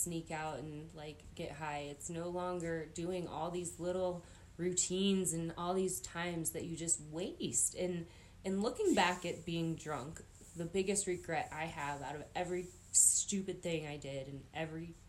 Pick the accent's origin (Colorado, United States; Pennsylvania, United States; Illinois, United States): Colorado, United States; Grand County; growing up in Grand County